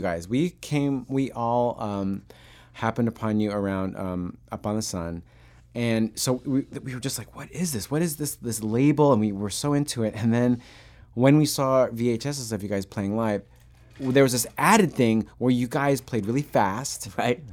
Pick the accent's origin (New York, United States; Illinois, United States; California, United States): New York, United States; Long Island; I grew up on Long Island